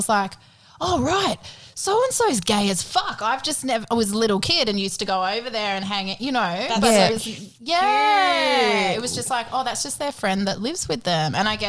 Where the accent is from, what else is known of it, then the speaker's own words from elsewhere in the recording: Queensland, Australia; moved away; also born or lived in Muswellbrook; the community I grew up in Queensland, like it's country.